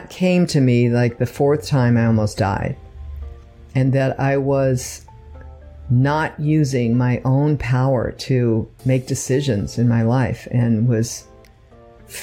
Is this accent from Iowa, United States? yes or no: no; Redwood City, California, United States; moved away as an adult; also born or lived in Palo Alto, California; now in Los Angeles, United States; Born and raised in San Francisco Bay Area. Palo Alto Hospital, before it became Silicon Valley, grew up in, Redwood City